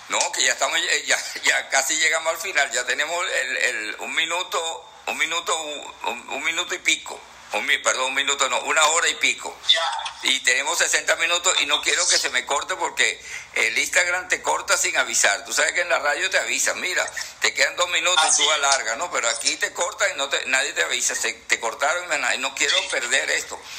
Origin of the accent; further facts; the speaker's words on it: Ciudad Bolívar, Bolívar, Venezuela; nací en Ciudad Bolívar